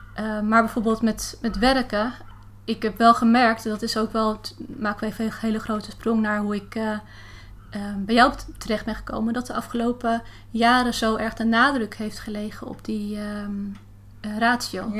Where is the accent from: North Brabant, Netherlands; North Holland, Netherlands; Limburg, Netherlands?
North Holland, Netherlands; Heemstede; now in Haarlem, Netherlands; Ik woon in Haarlem en ik ben eh, opgegroeid in Heemstede